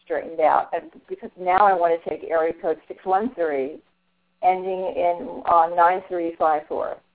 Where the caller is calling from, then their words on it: Ottawa, Ontario, Canada; I'm calling from Ottawa.